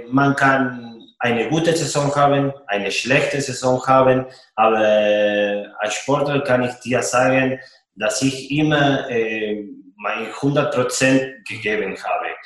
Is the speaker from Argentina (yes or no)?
yes; Argentina; German is a second language; now in Nuremberg, Germany; Man äh, als Argentinier äh, ein Fanblock äh, zu haben äh, in, in Deutschland, in Nürnberg, das macht mich richtig stolz.